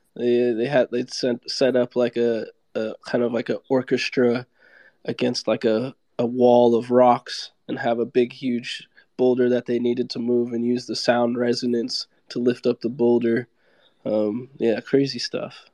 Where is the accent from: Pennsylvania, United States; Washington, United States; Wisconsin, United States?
Washington, United States; Seattle; also born or lived in California; now in Miami, United States; I grew up like in the Seattle area